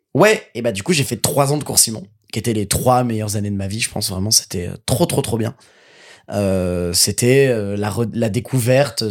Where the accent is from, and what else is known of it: Seine-et-Marne, Île-de-France, France; now in Paris, France